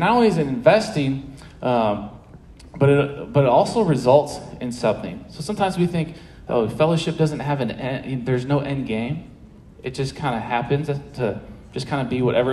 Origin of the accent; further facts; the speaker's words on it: St. Louis, Missouri, United States; moved away as an adult; also born or lived in Manhattan, Kansas; now in Maryville, United States; I'm from St. Louis.